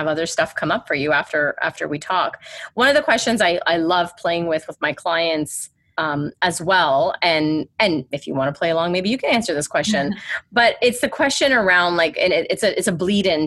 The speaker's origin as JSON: {"language": "English", "country": "Canada", "said": "I'm Canadian."}